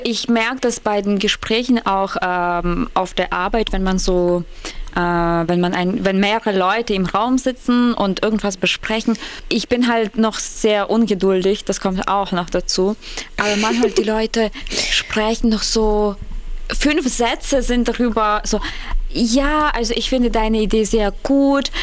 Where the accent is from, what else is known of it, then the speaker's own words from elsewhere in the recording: Ukraine; moved away; als Ukrainerin